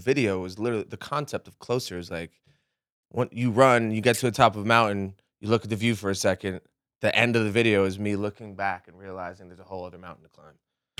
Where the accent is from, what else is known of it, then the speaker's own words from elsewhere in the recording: New England, United States; I grew up in New England.